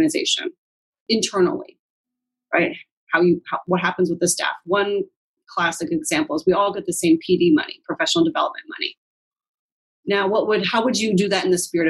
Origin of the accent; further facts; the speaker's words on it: Seattle, Washington, United States; I grew up in Queen Anne and Ballard. I'm squarely a white Seattleite